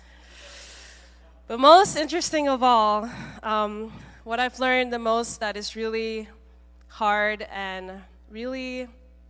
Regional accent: Malaysia; now in Seattle, United States; I grew up mainly in Malaysia, coming here in to Seattle

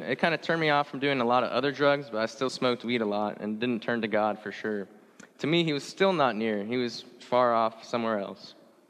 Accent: Indonesia; also born or lived in Singapore; So I was born in Singapore until I was about 7 or 8. Then I moved to the country of Indonesia.

